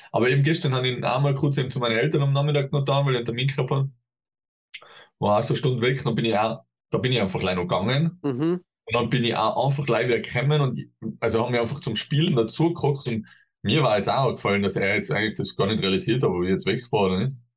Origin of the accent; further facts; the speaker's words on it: Tyrol, Austria; bei uns in Tirol sagt man, Dramhappet ist